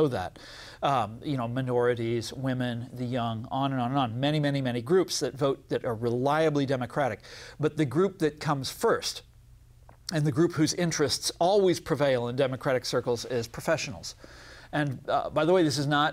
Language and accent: English; Kansas City, United States; I'm from Kansas City